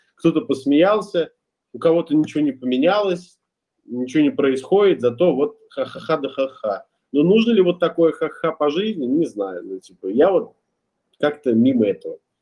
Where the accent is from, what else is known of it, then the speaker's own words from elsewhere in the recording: Ulyanovsk, Ulyanovsk Oblast, Russia; moved away as an adult; also born or lived in Kazan; now in Bali, Indonesia; Я сам родом из Ульяновска, последние пять лет жил в Казани, сейчас зимую на Бали